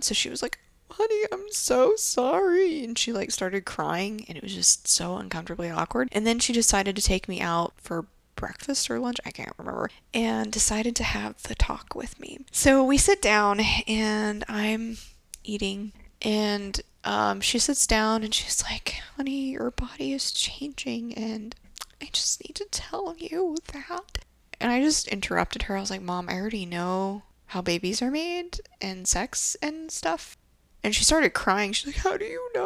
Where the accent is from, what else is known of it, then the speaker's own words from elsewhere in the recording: Japan; growing up in Japan